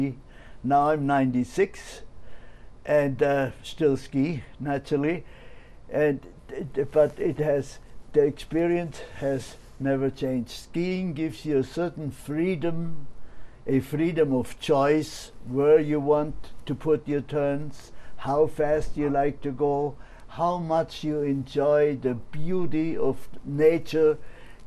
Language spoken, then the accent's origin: English; Oberstaufen, Bavaria, Germany; I was born in Oberstaufen, Bavaria, in the mountains.